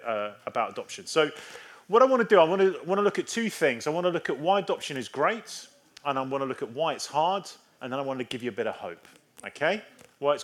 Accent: England, United Kingdom; I am English.

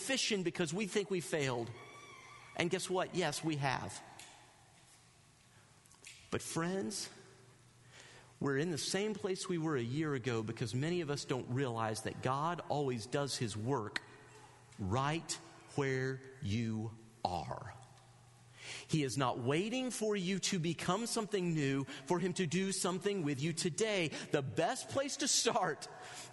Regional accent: the South, United States; I'm from the South

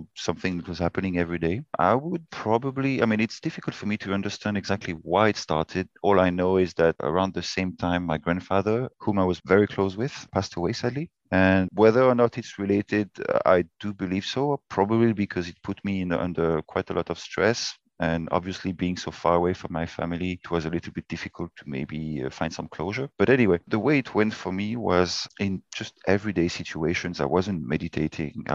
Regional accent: France; Born and raised in France, but my mother is English

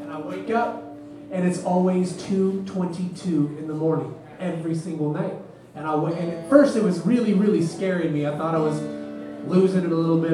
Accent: Oregon, United States; moved away as an adult; now in Boise, United States; I was born and raised in Oregon

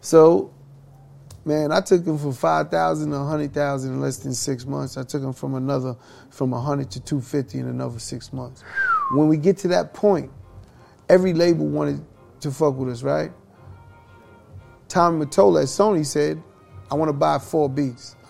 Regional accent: New York City, New York, United States; growing up in Hollis, Queens, everyone would be like, yo, that's Chris' little brother

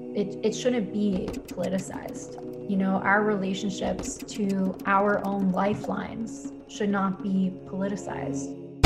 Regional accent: Philadelphia, Pennsylvania, United States; moved away as an adult; also born or lived in Colorado; I grew up in Philadelphia

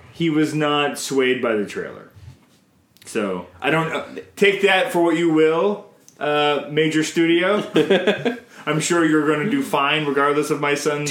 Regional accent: Canada; I'm Canadian filmmaker

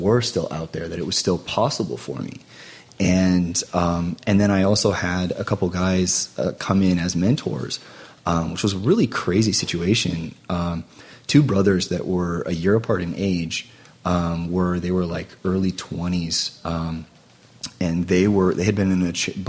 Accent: near Mary Free Bed hospital, Michigan, United States; close to my hometown

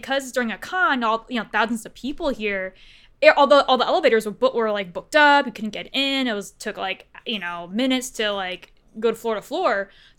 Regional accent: Cleveland, Ohio, United States; because I was originally from Cleveland, Ohio

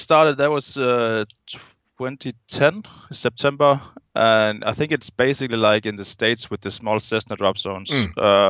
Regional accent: Denmark; English is a second language; I'm a guy from Denmark, and I've been jumping full-time for about 4 years

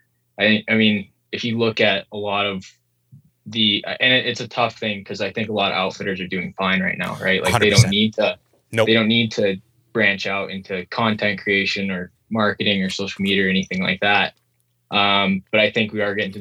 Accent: South Dakota, United States; moved away; also born or lived in New Zealand; I grew up in South Dakota, in the States

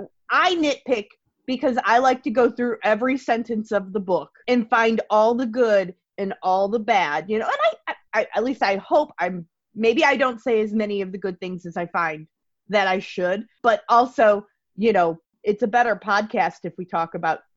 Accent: Chicago, Illinois, United States; I grew up in the Chicagoland area.

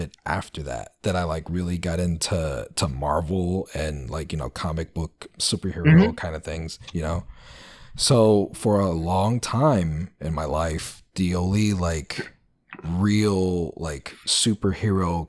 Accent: New York City, New York, United States; I grew up in the Bronx

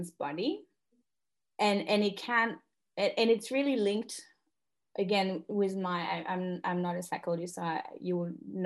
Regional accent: northern France, France; moved away as an adult; now in Australia; I'm French and Australian. I'm Franco-Australienne. And I'm currently on the land on which I grew up in Northern France

